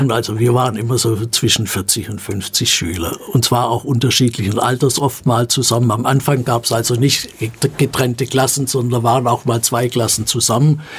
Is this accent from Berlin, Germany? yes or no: no; Rottenburg am Neckar, Baden-Württemberg, Germany; also born or lived in Stuttgart; Sind dort allerdings 1944 ausgebombt worden und meine Mutter ist dann mit mir und meinem Bruder nach Rottenburg am Neckar gezogen